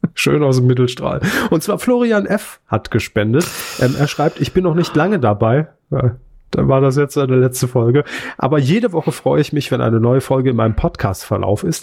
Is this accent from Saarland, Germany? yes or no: yes; Saarland, Germany; moved away; Bin ja kein Saarländer mehr